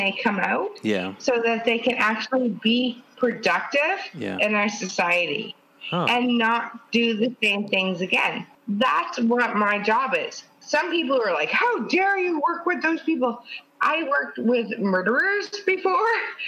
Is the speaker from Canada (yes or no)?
yes; Canada; I'm from Canada.